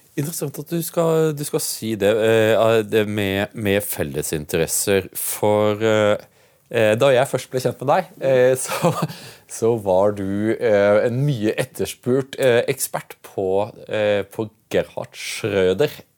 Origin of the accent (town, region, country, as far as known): Norway